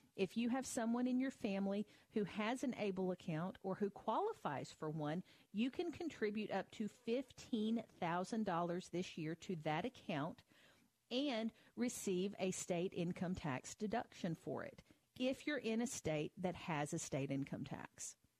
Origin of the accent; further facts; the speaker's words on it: Tennessee, United States; my home state of Tennessee